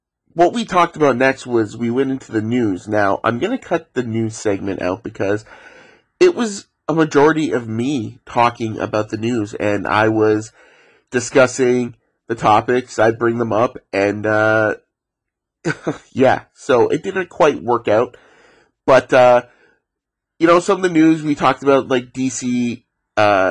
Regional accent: Ontario, Canada; Growing up in Ontario

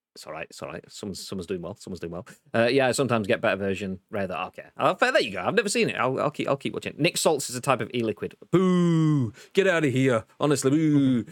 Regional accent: Huddersfield, Yorkshire and the Humber, United Kingdom; I'm from Huddersfield

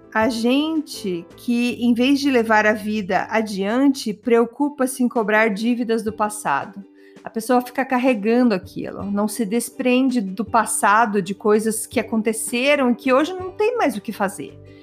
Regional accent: Brazil; moved away; eu tenho super orgulho de ser brasileira

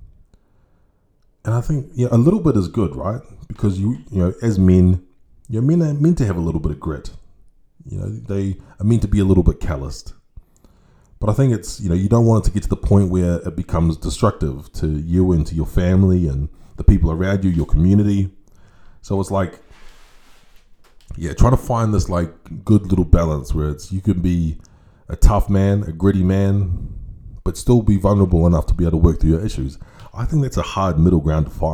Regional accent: New Zealand; growing up in New Zealand, if you had like a relatively good upbringing, which I did

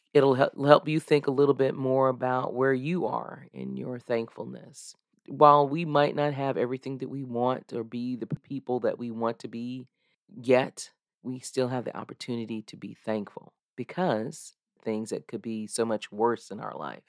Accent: United States; back when I was a little girl growing up in Mecklenburg County

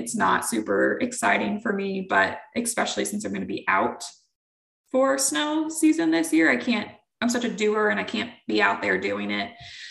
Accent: Oklahoma, United States; moved away; also born or lived in Dallas, Texas; here in Oklahoma in my home state.

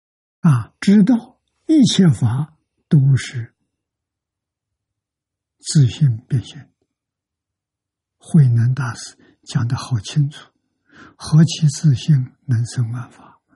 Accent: China; 我们中国人

